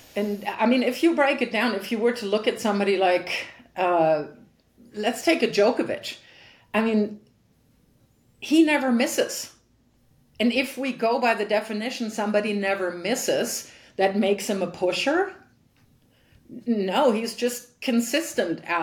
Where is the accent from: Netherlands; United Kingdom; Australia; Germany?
Germany; Frankfurt, Hesse; in my hometown, when when I grew up, there were really really good players. So I was able to train very long in in Frankfurt